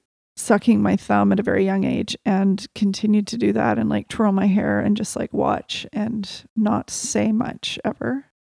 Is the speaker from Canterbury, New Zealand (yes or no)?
yes; Little River, Canterbury, New Zealand; born there; I was born in Little River outside a town called Lincoln in New Zealand.